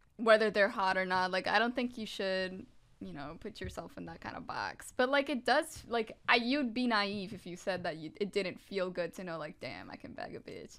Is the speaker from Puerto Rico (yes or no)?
yes; Puerto Rico; moved away; I was raised in the Catholic Church back in Puerto Rico, which is where I was raised